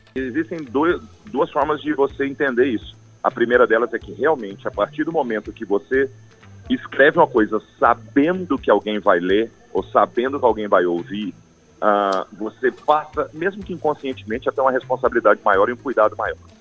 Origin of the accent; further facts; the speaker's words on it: Goiás, Brazil; eu sou de Goiás